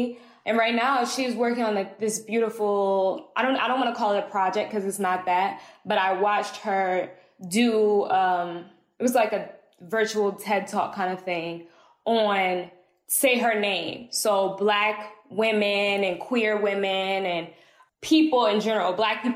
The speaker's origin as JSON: {"language": "English", "town": "East Orange", "region": "New Jersey", "country": "United States", "moved": "yes", "lives_now": "Atlanta, United States", "said": "I'm from East Orange, New Jersey. Now I live in Atlanta, Georgia"}